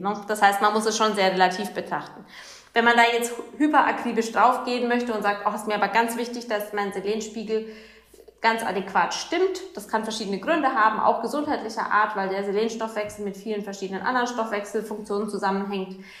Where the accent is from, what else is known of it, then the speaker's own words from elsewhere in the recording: Germany; bei uns in Deutschland